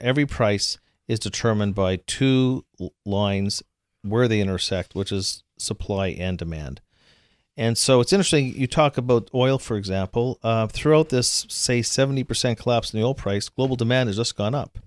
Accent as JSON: {"language": "English", "country": "Canada", "said": "I'm from Canada"}